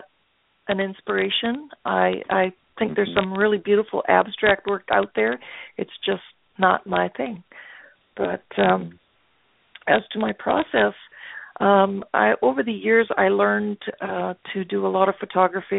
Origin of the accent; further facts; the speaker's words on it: Winnipeg, Manitoba, Canada; I come from Canada, Winnipeg, Manitoba, to be exact.